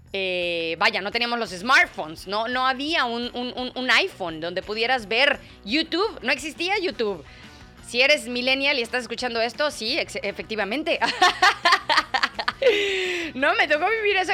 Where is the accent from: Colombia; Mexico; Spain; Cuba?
Mexico; now in England, United Kingdom; Nosotros en México